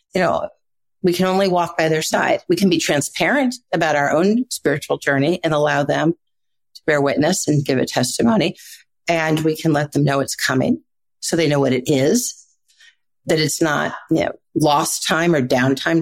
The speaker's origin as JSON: {"language": "English", "region": "Midwest", "country": "United States", "tie": "born or raised there", "said": "I grew up in the Midwest."}